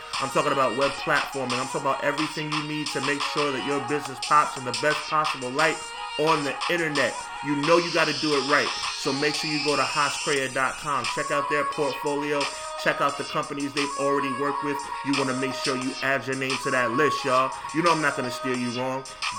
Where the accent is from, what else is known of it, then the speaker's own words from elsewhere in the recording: New York City, New York, United States; New York City, my hometown.